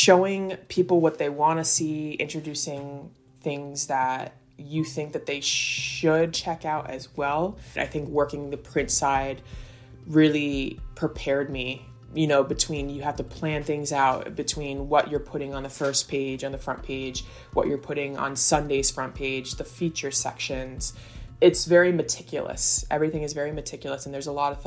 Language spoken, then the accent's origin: English; Southern Connecticut, United States; moved away as an adult; now in Staten Island, United States; I'm from Southern Connecticut. And I came over to Staten Island for college.